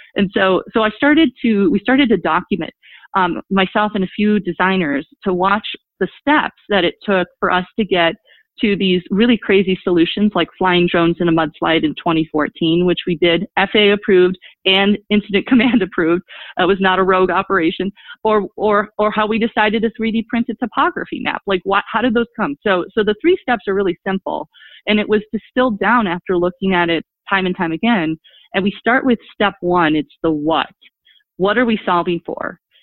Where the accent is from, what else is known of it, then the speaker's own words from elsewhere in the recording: Milwaukee, Wisconsin, United States; also born or lived in DeKalb, Illinois; my hometown of Milwaukee, Wisconsin